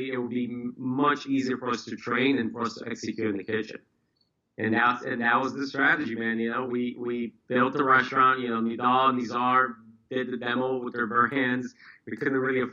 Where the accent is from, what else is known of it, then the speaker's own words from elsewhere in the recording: Brazil; now in United States; I was actually born and raised in Brazil, moved to the States right around 2001